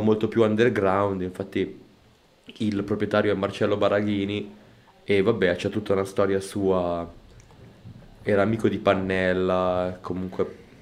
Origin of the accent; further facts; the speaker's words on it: Como, Lombardy, Italy; Io sono di Como